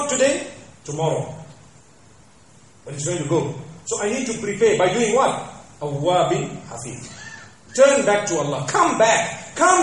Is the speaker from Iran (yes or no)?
no; Zimbabwe; moved away; back at home, I come from Zimbabwe